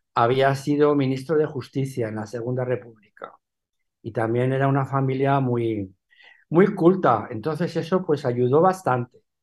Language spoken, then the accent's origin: Spanish; Madrid, Community of Madrid, Spain; also born or lived in Benidorm / Alicante / New York; Yo me crié en Madrid, yo no me crié en Alicante